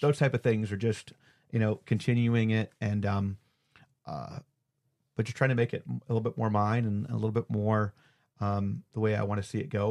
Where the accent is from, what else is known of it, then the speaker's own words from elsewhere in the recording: Cleveland, Ohio, United States; now in Georgia, United States; up home to Cleveland too. So see family